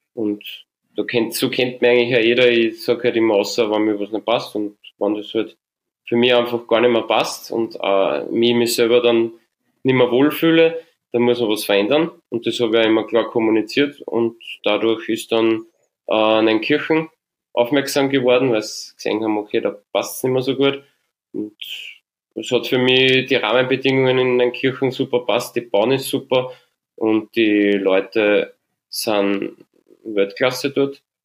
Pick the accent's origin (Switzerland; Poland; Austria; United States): Austria; St. Pölten, Lower Austria; born or raised there